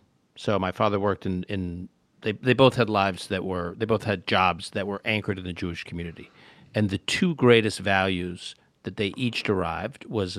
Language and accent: English; Canada; also born or lived in Utica, New York, United States; now in United States; We moved to Canada when I was young. I was born in Utica, New York. Then we moved to Canada for my dad's work